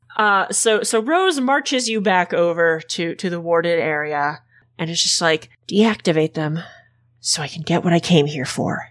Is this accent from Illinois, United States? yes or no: yes; Illinois, United States; My home state is one of the only places in the Midwest where abortion is legal